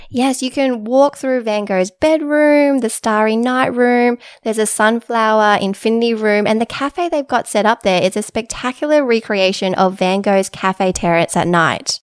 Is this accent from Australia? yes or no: yes; Sydney, New South Wales, Australia; also born or lived in Inner West, Sydney; I'm originally from the Shire